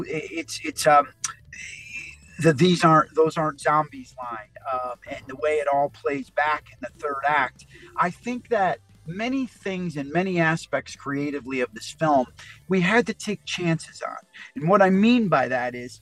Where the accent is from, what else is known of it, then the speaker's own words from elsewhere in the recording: East Coast, United States; I'm a total East Coast guy